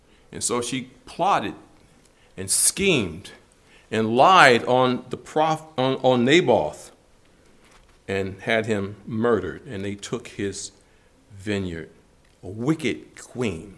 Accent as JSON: {"language": "English", "town": "Detroit", "region": "Michigan", "country": "United States", "tie": "born or raised there", "said": "growing up in Detroit"}